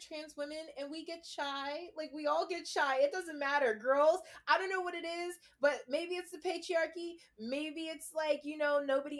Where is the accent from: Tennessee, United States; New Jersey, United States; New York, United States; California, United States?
New York, United States; I was born in New York.